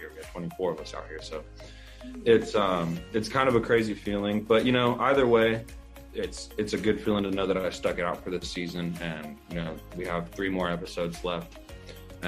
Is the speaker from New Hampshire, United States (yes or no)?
no; Victorville, California, United States; Yeah, I was born in Victorville, California. That's where I was born, and I grew up in the high desert. So this is my home state.